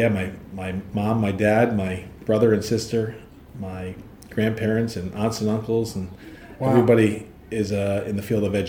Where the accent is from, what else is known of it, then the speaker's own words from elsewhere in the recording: Milford, Connecticut, United States; I grew up in Milford, born in Milford Hospital, and went to the Milford schools. I actually went to kindergarten at Meadowside Elementary School because my grandparents lived over by Meadowside